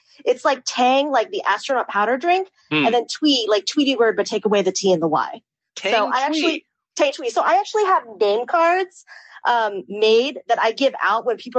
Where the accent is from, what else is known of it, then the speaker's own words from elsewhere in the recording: California, United States; now in Vermont, United States; I am actually originally from California, but I moved to Vermont back in 2004